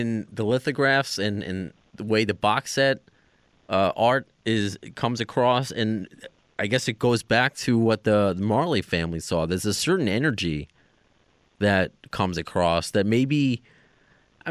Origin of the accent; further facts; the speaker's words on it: New York, United States; as a New Yorker